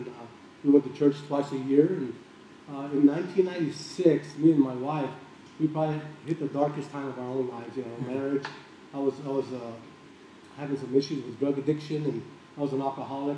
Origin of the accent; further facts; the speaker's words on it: Tucson, Arizona, United States; growing up in Tucson, you've got to be a U of A athlete or a fan anyway